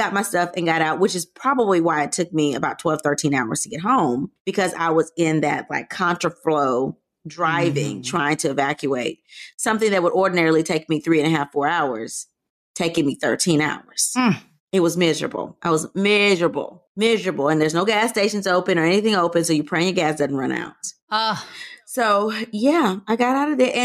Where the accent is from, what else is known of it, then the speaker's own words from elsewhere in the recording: Louisiana, United States; I'm from Louisiana